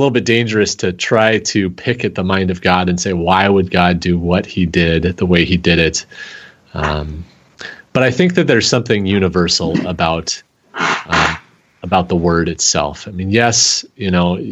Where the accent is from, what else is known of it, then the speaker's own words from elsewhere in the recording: Seattle, Washington, United States; now in Green Bay, United States; I'm actually originally from Seattle